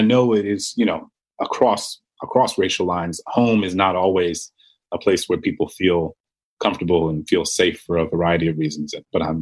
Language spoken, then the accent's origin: English; New Orleans, Louisiana, United States; I grew up in New Orleans